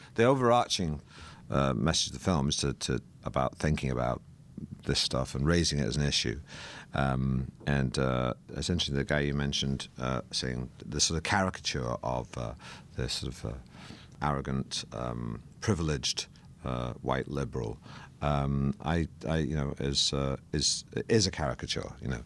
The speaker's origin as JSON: {"language": "English", "town": "Manchester", "region": "North West England", "country": "United Kingdom", "tie": "born or raised there", "said": "I grew up in Manchester"}